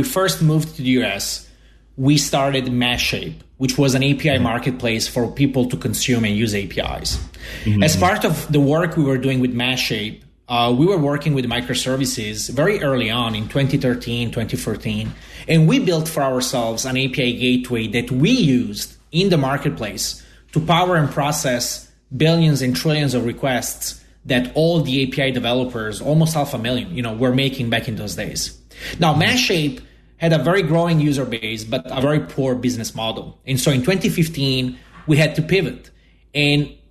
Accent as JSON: {"language": "English", "country": "Italy", "tie": "born or raised there", "moved": "as an adult", "lives_now": "United States", "said": "I grew up in Italy with my co-founder Augusto"}